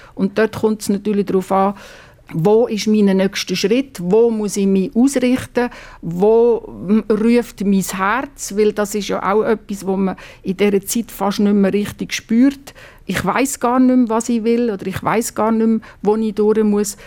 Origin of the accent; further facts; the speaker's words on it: Basel-Landschaft, Switzerland; ich bin am Baselbiet aufgewachsen.